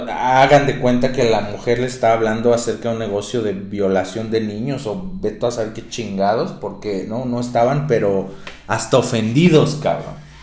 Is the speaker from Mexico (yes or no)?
yes; Mexico; me incluyo, soy mexicano